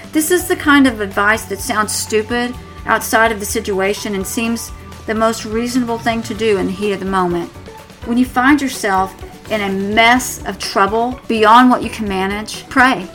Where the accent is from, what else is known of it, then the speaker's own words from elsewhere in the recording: Tornado Alley, United States; moved away; I'm from Tornado Alley